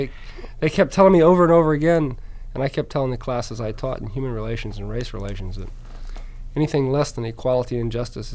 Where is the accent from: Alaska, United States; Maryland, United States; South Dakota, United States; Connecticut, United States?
Alaska, United States; also born or lived in Georgia; So I tell people that I was born in Georgia, raised in Alaska, joined the Air Force in England. I'm a resident of Florida, live in Virginia, and visiting Chicago today.